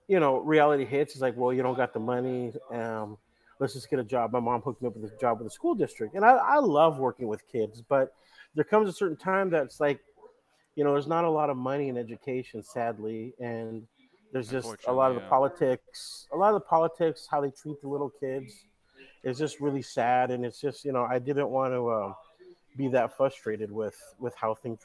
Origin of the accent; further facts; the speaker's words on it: Salem, Oregon, United States; moved away as an adult; also born or lived in Portland, Oregon; now in Los Angeles, United States; So I'm originally from, I was born in Portland, raised in Salem, Oregon